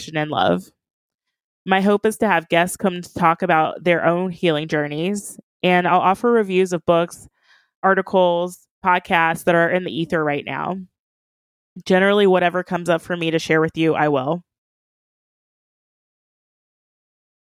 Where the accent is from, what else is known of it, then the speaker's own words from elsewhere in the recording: Kentucky, United States; now in Columbus, United States; I grew up in Kentucky, crossing over the Ohio River every morning to go to school.